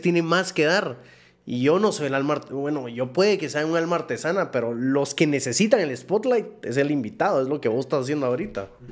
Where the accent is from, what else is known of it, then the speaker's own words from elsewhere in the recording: Guatemala; moved away as an adult; also born or lived in Taiwan / Dominican Republic; busqué chance en Estados Unidos, no me salió, regresé a Guate